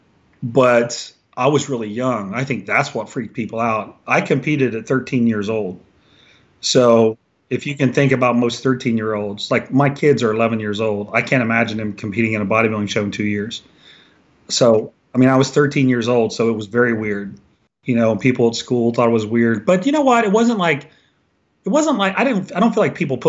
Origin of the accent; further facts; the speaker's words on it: Washington Court House, Ohio, United States; now in Columbus, United States; I'm from a little small town called Washington Courthouse, which is about 60 minutes south of here